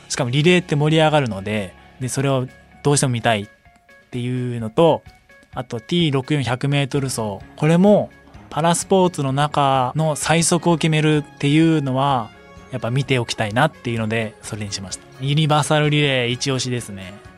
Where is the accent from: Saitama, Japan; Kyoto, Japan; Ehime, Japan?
Saitama, Japan; 僕も出身が埼玉なので